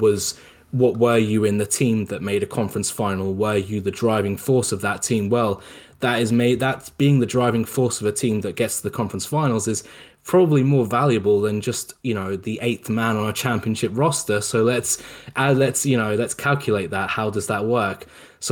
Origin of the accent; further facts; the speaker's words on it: England, United Kingdom; I'm not American, I'm from England.